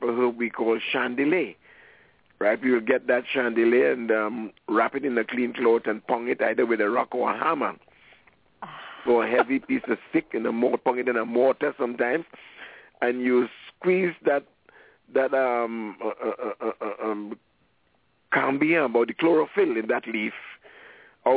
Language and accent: English; Trinidad & Tobago; moved away; I'm from Trinidad and Tobago